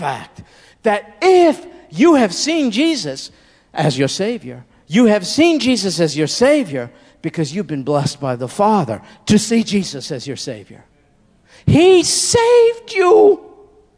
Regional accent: United States; I'm an American. I grew up here.

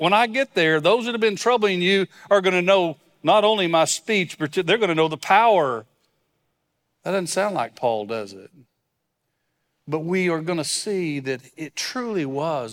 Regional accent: West Texas, United States; I grew up in West Texas, so it's really just a couple hours west of here.

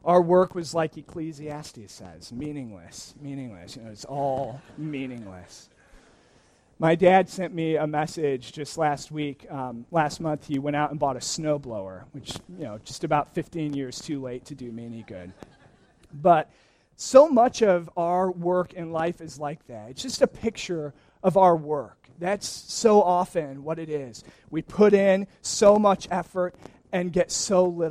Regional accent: Wisconsin, United States; moved away; I grew up in Wisconsin, which has miserable weather this time of year

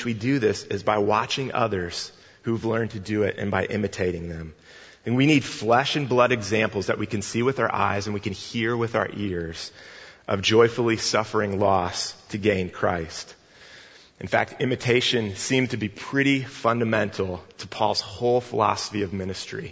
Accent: Northwest Indiana, United States; I grew up in Northwest Indiana, not far from Chicago

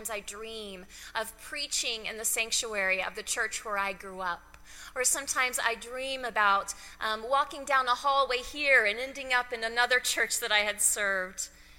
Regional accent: Texas, United States; moved away as an adult; also born or lived in Loveland, Colorado / Central City, Colorado / Cheyenne, Wyoming; now in Denver, United States; the church that I grew up in Ty, Texas

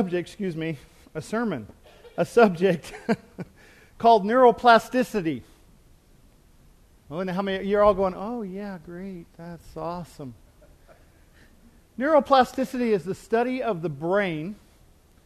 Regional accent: United States; I'm from the United States

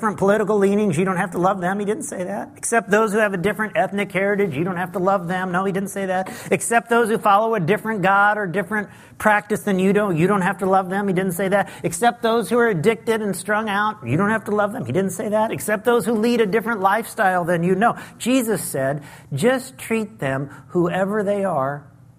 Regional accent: Lincoln, Illinois, United States; moved away as an adult; also born or lived in Las Vegas, Nevada; my hometown of Lincoln, Illinois

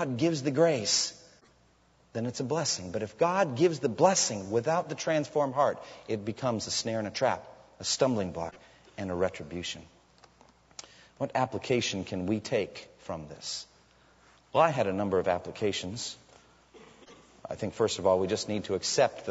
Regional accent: United States; as American Christians who live in a land flowing with milk and honey

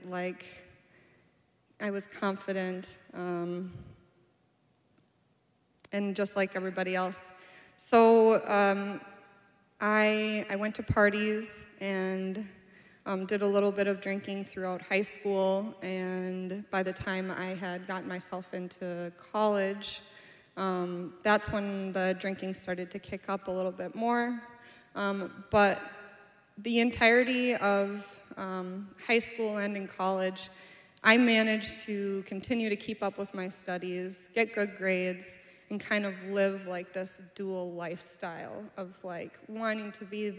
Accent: Anoka, Minnesota, United States; I'm from Anoka, Minnesota. I was born and raised there

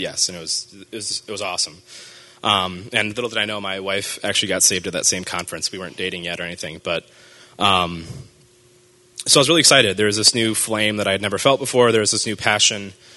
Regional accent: Marshfield, Wisconsin, United States; I grew up in Marshfield, Wisconsin, so up north

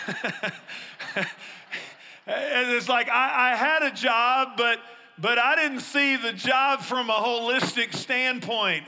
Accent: East Texas, United States; I grew up in East Texas where we had trees

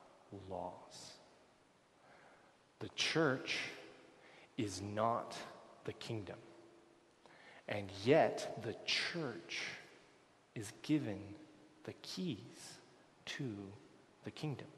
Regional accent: United States; moved away as an adult; now in Canada; I'm an American I'm becoming a Canadian

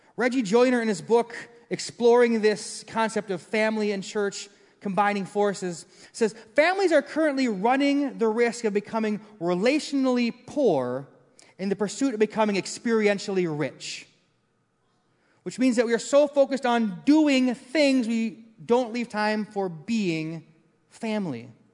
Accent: Maple Grove, Minnesota, United States; I grew up in Maple Grove. We moved there when it was farmland

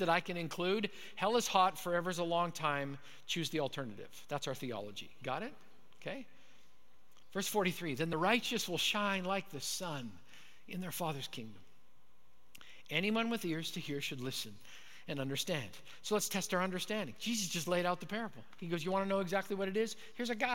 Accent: Manitoba, Canada; moved away; So I grew up in Manitoba. I was a Canadian kid

